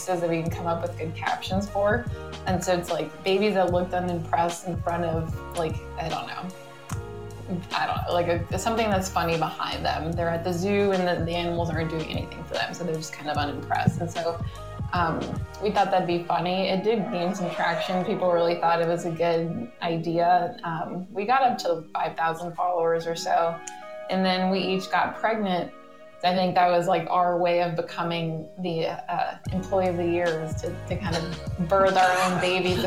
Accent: Miami, Florida, United States; I was born and raised in Miami, the daughter of a Cuban Lebanese father and a Russian mother.

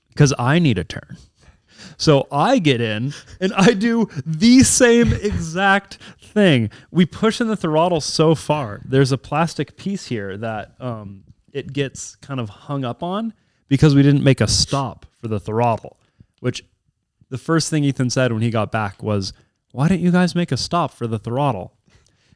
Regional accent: Clark Fork, Idaho, United States; I grew up in Clark Fork

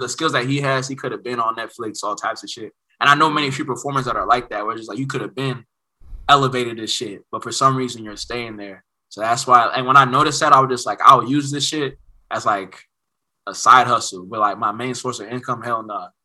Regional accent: Oakland, California, United States; Nigeria inside the house and then Oakland outside

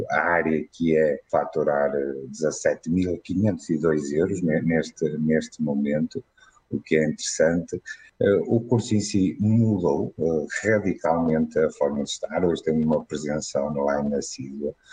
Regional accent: Guimarães, Norte, Portugal; uh, sou de Guimarães.

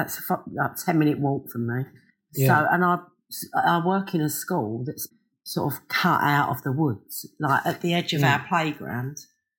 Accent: London, United Kingdom; moved away; I come from Hackney.

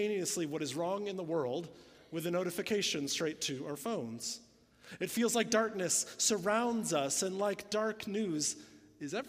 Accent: Illinois, United States; moved away; I'm from Illinois. We didn't even have hills there

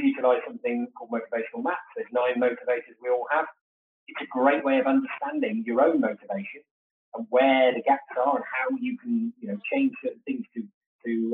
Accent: United Kingdom; We're British

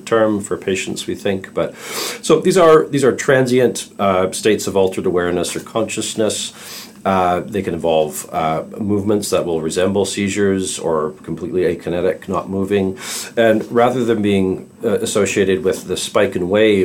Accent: Calgary, Alberta, Canada; I'm a pediatric psychologist from Calgary, Canada

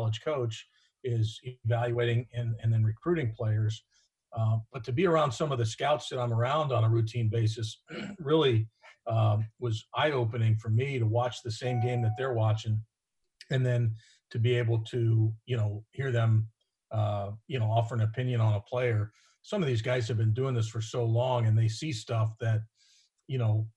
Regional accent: Florida, United States; moved away as an adult; also born or lived in New York; now in Cincinnati, United States; I grew up in Florida

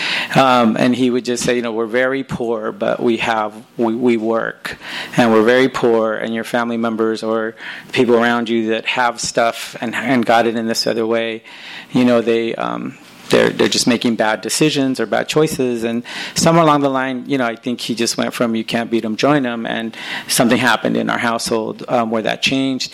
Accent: Los Angeles, California, United States; I was raised in Northeast

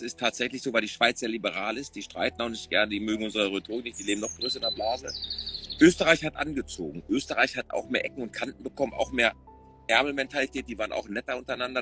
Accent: Essen, North Rhine-Westphalia, Germany; als Essener Junge

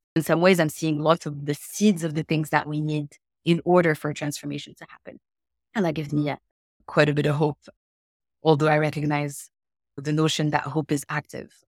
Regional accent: Morocco; I'm, I'm from Morocco. That's where I was born and raised.

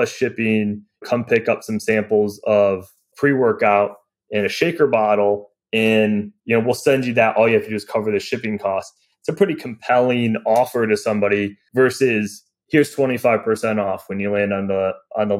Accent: Michigan, United States; I grew up in Michigan and I grew up playing cornhole

